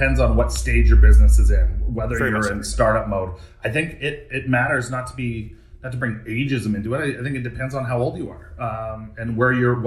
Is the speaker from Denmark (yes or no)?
no; Canada; also born or lived in New York; being a Canadian